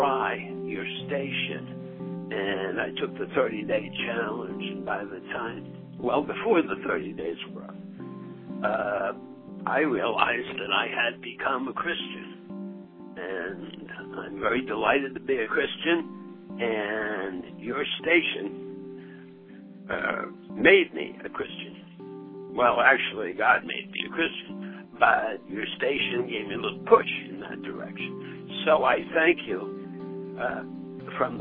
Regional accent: North Cape May, New Jersey, United States; My hometown is North Cape, Maine, New Jersey

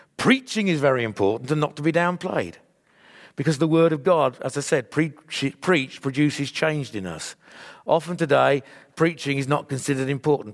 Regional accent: England, United Kingdom; I'm a believer in Jesus, joined with other Jeju, believers in Jesus across the world who happens to be English

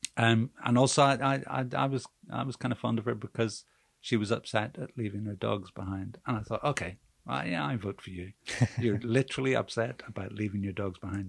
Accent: Belfast, Northern Ireland, United Kingdom; I'm from Belfast and I'm I'm a I'm a working class Catholic

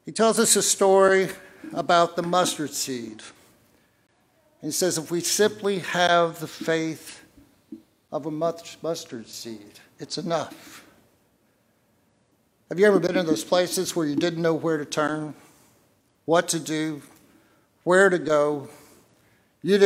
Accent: the South, United States; I'm from the South.

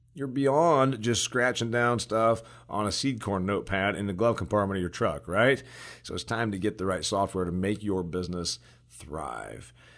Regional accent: Indiana, United States; in my home state of Indiana

